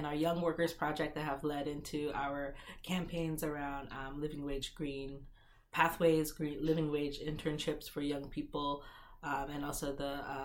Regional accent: Seattle, Washington, United States; I grew up in Seattle

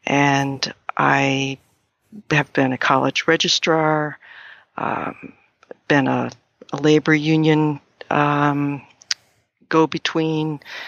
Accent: New England, United States; born there; now in Maine, United States; I was born in New England. I lived in various places in the U.S., Mexico, and Canada. And then 35 years ago or so, I moved to Maine.

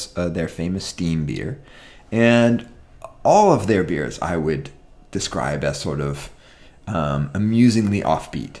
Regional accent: Wisconsin, United States; I'm from Wisconsin

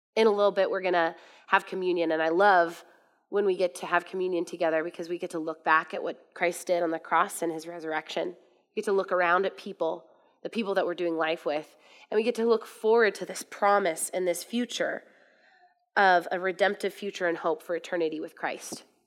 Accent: United States; I'm from America

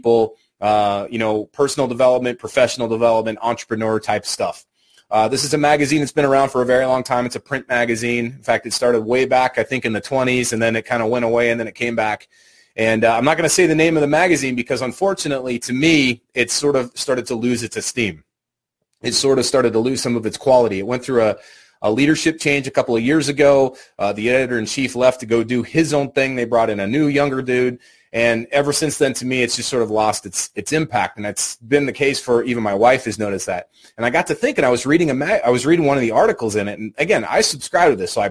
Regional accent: Idaho, United States; moved away; I'm not from Idaho, right, or I'm not living in Idaho, but from Idaho originally

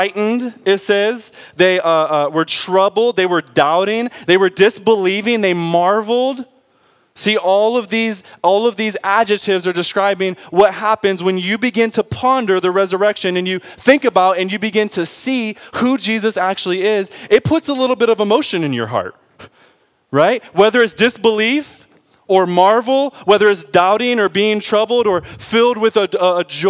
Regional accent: Detroit, Michigan, United States; I grew up in Detroit.

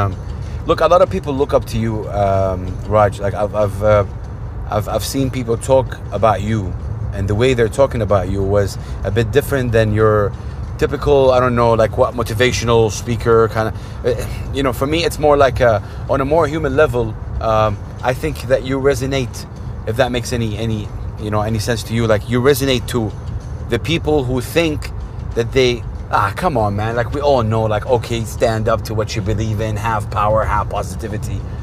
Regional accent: Jeddah, Makkah Province, Saudi Arabia; now in Dubai, United Arab Emirates; Jeddah, for example, my hometown, is we're very slow.

